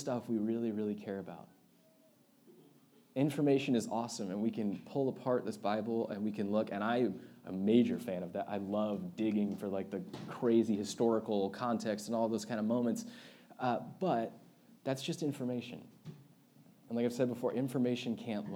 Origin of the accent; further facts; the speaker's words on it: United States; especially as American Christians